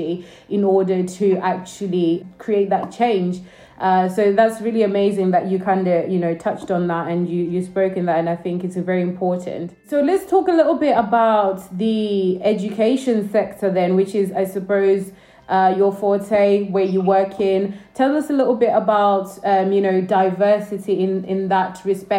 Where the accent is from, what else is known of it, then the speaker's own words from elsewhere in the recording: Northampton, East Midlands, United Kingdom; I also went to school in Northampton